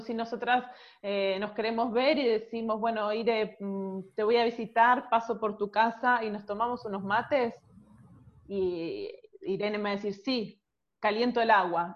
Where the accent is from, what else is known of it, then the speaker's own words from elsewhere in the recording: Argentina; now in Italy; somos eh, los argentinos